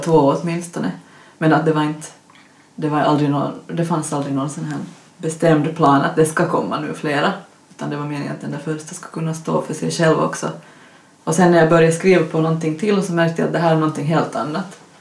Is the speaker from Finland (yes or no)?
yes; Finland; accent: Finland-Swedish; som ni kanske hör på min dialekt så vi var en grupp med finlandssvenska författare